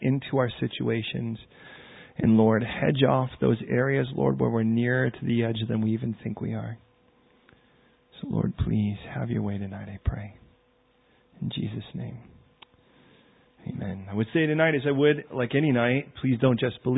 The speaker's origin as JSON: {"language": "English", "town": "Chicago", "region": "Illinois", "country": "United States", "said": "I'm from Chicago."}